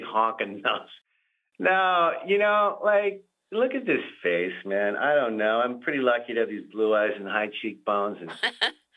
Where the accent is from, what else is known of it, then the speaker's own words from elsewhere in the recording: Nashville, Tennessee, United States; moved away; I am originally from Nashville